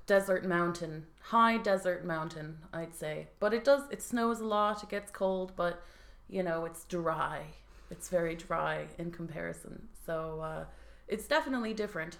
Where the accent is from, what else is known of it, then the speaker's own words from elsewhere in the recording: United States; now in Dublin, Ireland; we're from the good old US